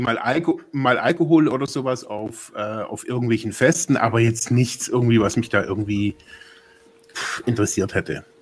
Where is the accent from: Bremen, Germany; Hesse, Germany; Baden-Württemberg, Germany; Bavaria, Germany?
Baden-Württemberg, Germany; near the Black Forest, near the Swiss border; now in Ravensburg, Germany; ich bin im Süden in Deutschland aufgewachsen, im, an der Grenze zum Schwarzwald